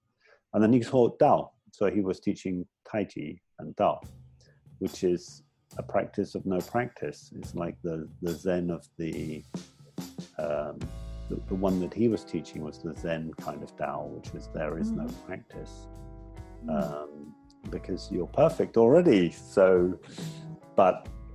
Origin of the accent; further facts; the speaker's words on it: England, United Kingdom; moved away as an adult; also born or lived in Hong Kong; now in Thailand; I'm originally from England. I've been outside England since I was 24